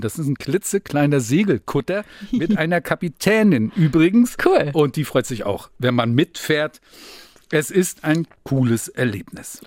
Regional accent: Rostock, Mecklenburg-Vorpommern, Germany; bei uns in Rostock

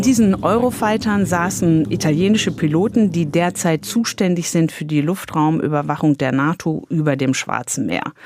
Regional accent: Germany; bei uns in Deutschland

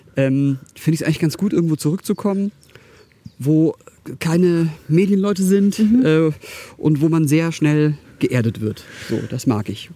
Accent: Karlsruhe, Baden-Württemberg, Germany; born or raised there

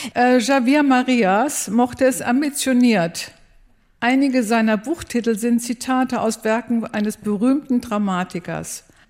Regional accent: Hanover, Lower Saxony, Germany; Ich komme aus Hannover, ganz hier in der Nähe, ah, aus der Südstadt

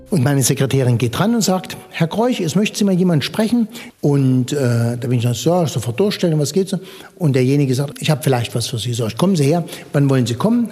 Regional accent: Gotha, Thuringia, Germany; Wir im Osten, wir lebten ja hinter Mauer und Stacheldraht

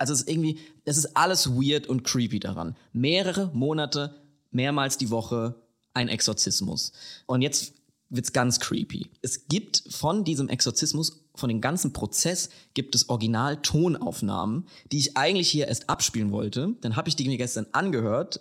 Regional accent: Lower Franconia, near Klingenberg, Bavaria, Germany; accent: Hessian; moved away; 32,5 Kilometer von meiner Haustür entfernt, in der ich aufgewachsen bin.

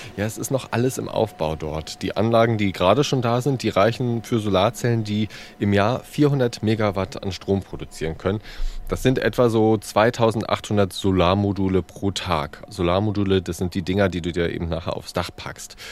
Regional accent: East Germany, Germany; now in Hamburg, Germany; ich bin Ossi

